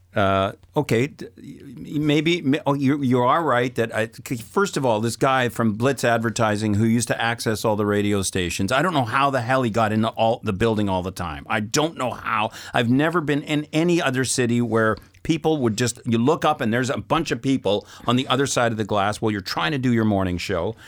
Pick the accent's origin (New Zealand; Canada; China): Canada; Saskatoon, Saskatchewan; moved away as an adult; also born or lived in Lloydminster, Alberta / Moose Jaw / Regina / Calgary; now in Montreal, Canada; I'm a prairie guy. I was born out in Saskatoon in Saskatchewan